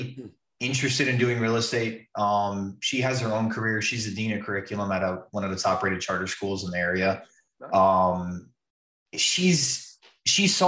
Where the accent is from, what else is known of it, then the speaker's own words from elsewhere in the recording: West Palm Beach, Florida, United States; moved away as an adult; also born or lived in Atlantic City, New Jersey / Key West, Florida; I'm originally from West Palm